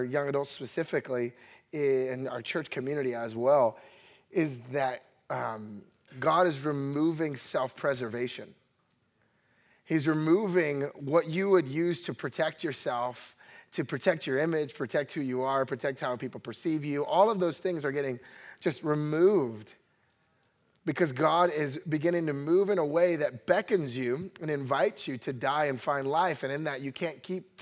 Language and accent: English; New Jersey, United States; I'm originally from New Jersey, grew up in a Puerto Rican family.